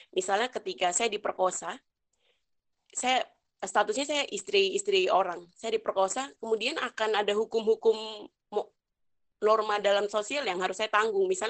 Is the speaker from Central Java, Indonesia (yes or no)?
no; Papua, Indonesia; namanya kita orang Papua ya pasti menimbulkan masalah dalam keluarga